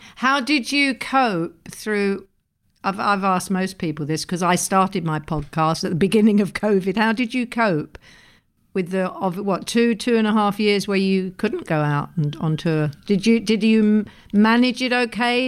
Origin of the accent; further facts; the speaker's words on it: England, United Kingdom; as an English person